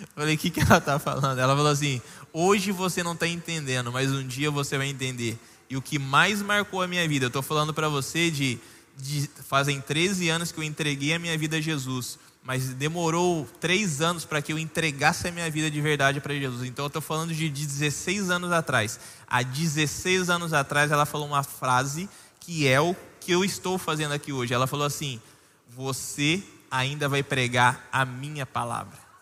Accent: São Paulo, Brazil; moved away; A gente em São Paulo, eu sou de São Paulo

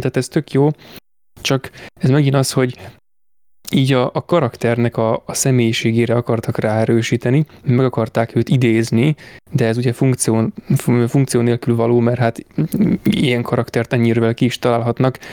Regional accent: Hungary; magyar vagyok

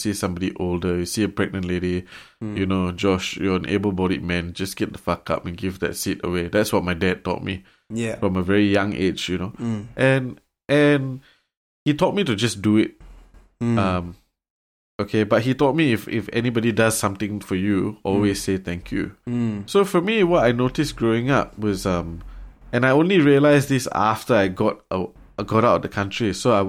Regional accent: Singapore; that's the other gripe I had, I think, growing up in Singapore, because I very seldom heard people use please or thank you.

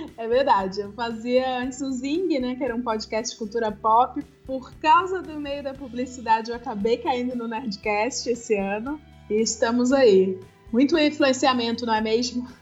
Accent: Ceará, Brazil; moved away as an adult; now in São Paulo, Brazil; eu já tive um só meu numa agência pequena lá de Fortaleza, que eu sou do Ceará

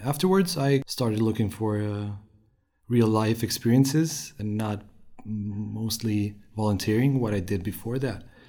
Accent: Romania; moved away as an adult; also born or lived in Sweden; now in Jönköping, Sweden; I come from Romania. I've moved to Sweden in 2014 to continue my studies

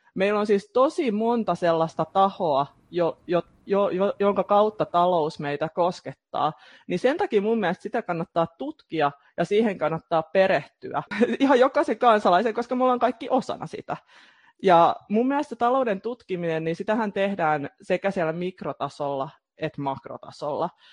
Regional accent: Turku, Southwest Finland, Finland; mä oon turkulainen, teen aika pitkälti etätöitä mun kotikonttorilla

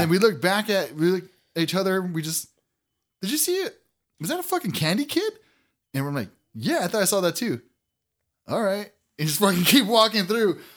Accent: Azusa, California, United States; I grew up by the golf course.

